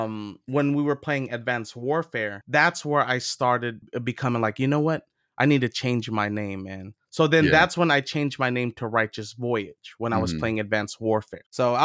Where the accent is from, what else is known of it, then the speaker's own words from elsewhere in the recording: California, United States; you know, where are you from? And you know, I'm from California.